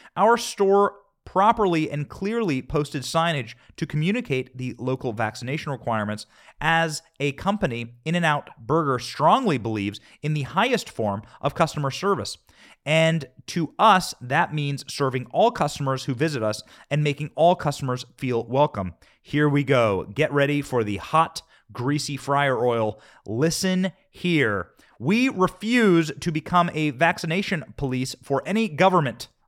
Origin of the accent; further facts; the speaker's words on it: Iowa, United States; also born or lived in Downey, California / Long Beach, California; I grew up in Iowa, I grew up in the Midwest. I was born in California.